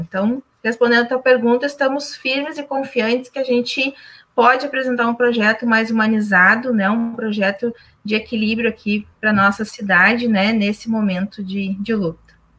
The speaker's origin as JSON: {"language": "Portuguese", "town": "Charqueadas", "region": "Rio Grande do Sul", "country": "Brazil", "said": "Aqui na minha terra, Encharqueadas"}